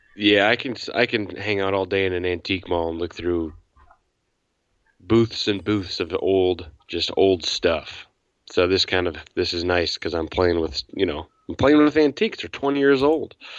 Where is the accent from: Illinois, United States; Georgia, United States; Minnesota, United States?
Illinois, United States; 45 minutes southwest of Chicago; I grew up about 45 minutes southwest of the city